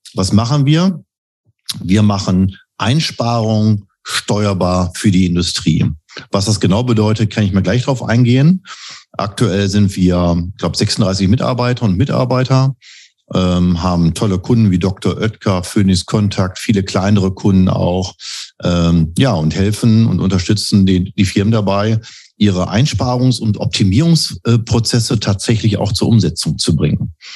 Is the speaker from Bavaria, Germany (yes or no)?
no; Bielefeld, North Rhine-Westphalia, Germany; moved away; gebürtiger Bielefeld und lebe auch wieder hier.